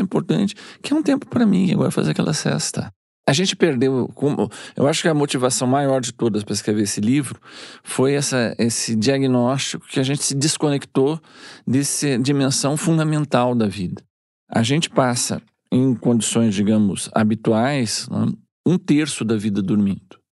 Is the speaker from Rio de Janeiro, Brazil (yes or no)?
no; Rio Grande do Sul, Brazil; Eu sou gaúcho